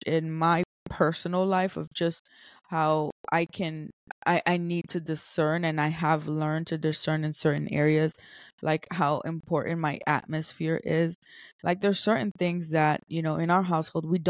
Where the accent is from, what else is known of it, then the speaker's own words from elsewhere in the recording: New York City, New York, United States; I'm from New York City